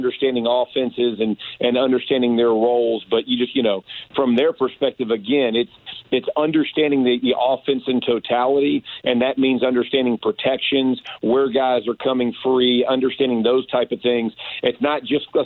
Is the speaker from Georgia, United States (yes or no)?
yes; Georgia, United States; I'm from Georgia